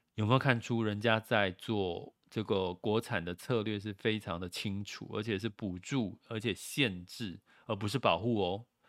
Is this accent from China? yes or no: no; Taiwan; 我们小时候在台湾